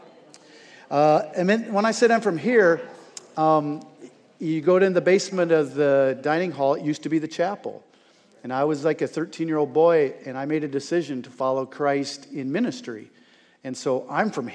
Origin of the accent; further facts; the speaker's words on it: Northwest Iowa, United States; moved away as an adult; also born or lived in Estherville, Iowa; now in France; I'm from here, meaning I grew up in Northwest Iowa